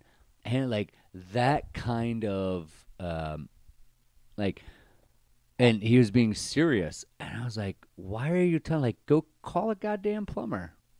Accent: Baltimore, Maryland, United States; One's from New York. One's from Jersey. I'm from Baltimore.

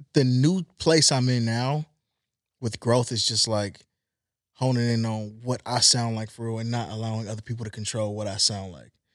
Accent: Compton, California, United States; also born or lived in Long Beach; I'm from Long Beach, I'm from Compton. I was born in Compton

